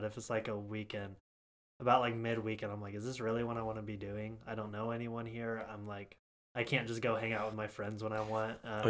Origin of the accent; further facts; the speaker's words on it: Kansas City, Missouri, United States; also born or lived in Oklahoma; when I moved to Kansas City from Oklahoma, I was 8 years old